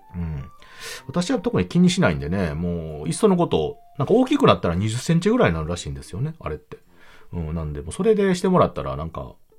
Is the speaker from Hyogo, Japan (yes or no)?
yes; Hyogo, Japan; 幼い頃からあ、兵庫県の方に住んでおりまして、で、えー、まあ、実家の方も今